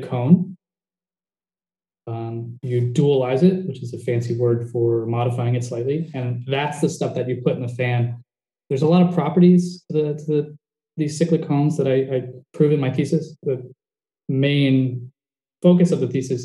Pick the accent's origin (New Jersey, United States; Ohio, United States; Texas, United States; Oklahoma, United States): New Jersey, United States; now in Bend, United States; I'm from New Jersey, but I live in Bend, which is about 4 hours south of Portland